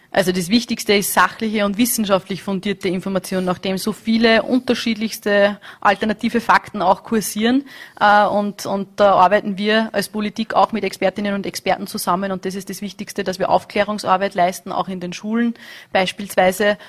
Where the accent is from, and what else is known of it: Austria